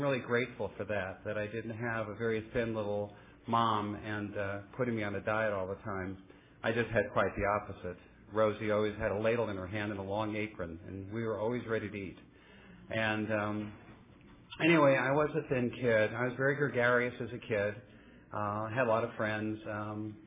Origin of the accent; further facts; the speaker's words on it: Oakland, California, United States; also born or lived in Santa Monica, California / San Leandro, California; I was actually born in Santa Monica, California, raised in the East Bay, Oakland, and San Leandro